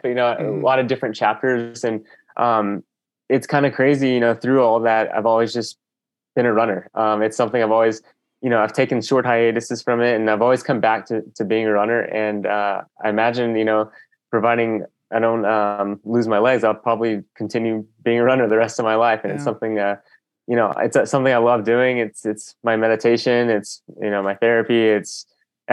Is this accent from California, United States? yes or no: no; Texas, United States; now in Boulder, United States; I grew up in Texas